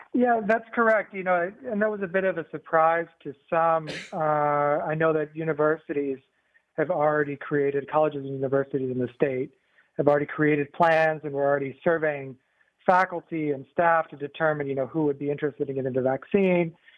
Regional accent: northern Indiana, United States; moved away as an adult; also born or lived in West Coast; now in Georgia, United States; I grew up in Indiana, actually, in uh, northern Indiana

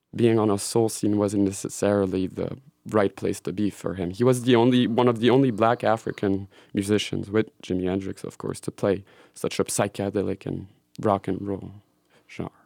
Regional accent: Switzerland; moved away; also born or lived in Belgium; I grew up in Switzerland

